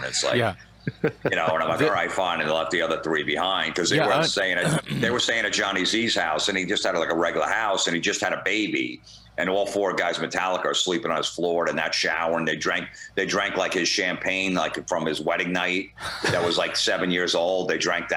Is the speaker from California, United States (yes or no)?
no; Old Bridge, New Jersey, United States; also born or lived in Florida; I grew up in Old Bridge. I lived there